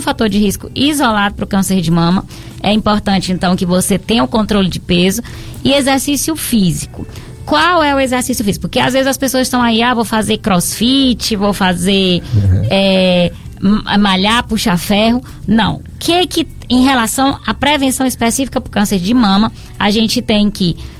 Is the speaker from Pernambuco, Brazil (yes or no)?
no; Piauí, Brazil; now in Barbalha, Brazil; Sou piauiense de nascimento, mas tenho o título de cidadão barbalhense